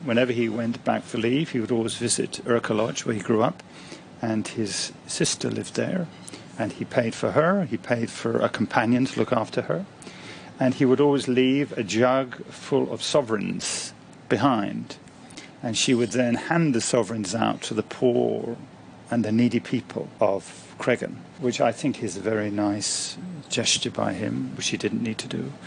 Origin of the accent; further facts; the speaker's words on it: Ireland; now in Hong Kong; Like many Irish people who came to Hong Kong, or like me for that matter